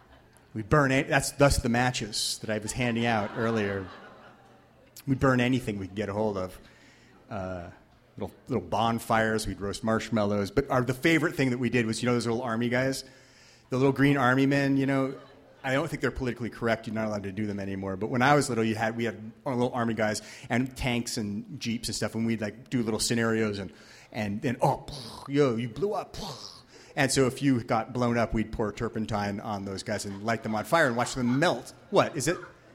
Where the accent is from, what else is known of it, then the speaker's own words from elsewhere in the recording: Shoreline, Washington, United States; I grew up over there in Innis Arden. And as my mother would say, we grew up on the dark side of Innis Arden, so we didn't have a view of the water or the Olympics or anything.